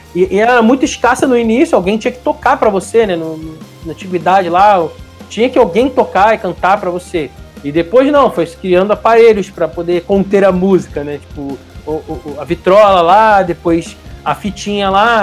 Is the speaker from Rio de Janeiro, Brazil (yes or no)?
yes; Rio de Janeiro, Brazil; now in São Paulo, Brazil; Eu sou do Rio de Janeiro, moro hoje em São Paulo